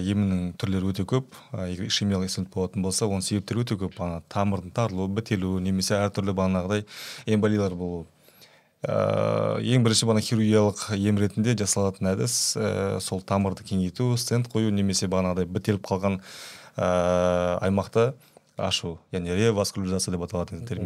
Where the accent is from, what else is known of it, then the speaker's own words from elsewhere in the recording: Kazakhstan; енді қазақпыз ғой бәрібір